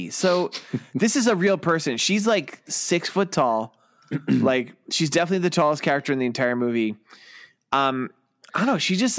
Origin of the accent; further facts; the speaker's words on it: New York City, New York, United States; I was personally offended as a New Yorker.